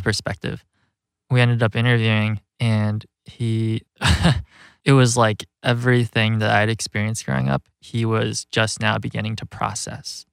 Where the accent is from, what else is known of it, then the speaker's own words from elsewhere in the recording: Rockford, Illinois, United States; moved away as an adult; also born or lived in Chicago; growing up in Rockford where the film takes place, it's this working class Rust Belt community